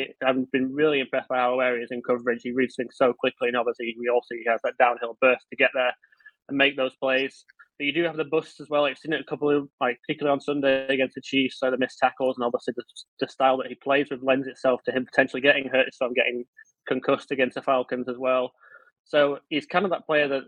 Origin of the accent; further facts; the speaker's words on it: Leeds, Yorkshire and the Humber, United Kingdom; I'm from Leeds